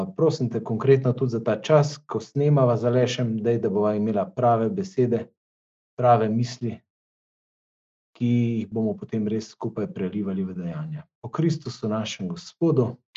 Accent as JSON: {"language": "Slovenian", "country": "Slovenia"}